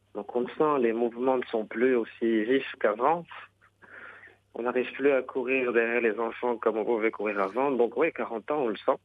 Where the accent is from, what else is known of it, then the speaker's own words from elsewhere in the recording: Rabat, Rabat-Salé-Kénitra, Morocco; also born or lived in Khemisset; mes parents sont venus de la campagne Khamisatl, à Rabat